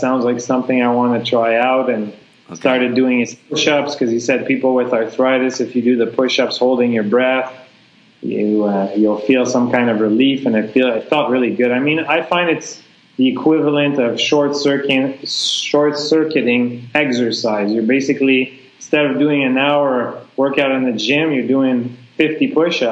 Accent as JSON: {"language": "English", "country": "Canada", "moved": "as an adult", "lives_now": "Vietnam", "said": "we're all Canadian teachers here at a Canadian school."}